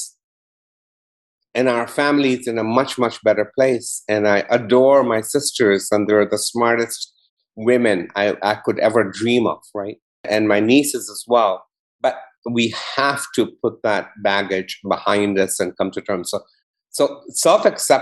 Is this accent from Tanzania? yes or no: yes; Kigoma, Tanzania; I was brought up in Tanzania. I was born in Kigoma, which is a small town on Lake Tanganyika.